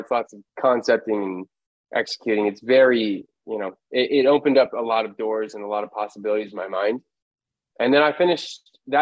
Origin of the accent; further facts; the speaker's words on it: Los Angeles, California, United States; Born and raised in Los Angeles